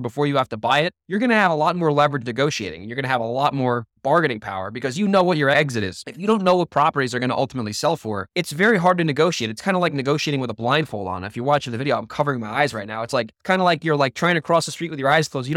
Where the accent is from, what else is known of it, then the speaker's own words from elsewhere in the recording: Monroe, New York, United States; now in Nevada, United States; Monroe, New York, my hometown, ironically, where I was born and raised. And now I live in Nevada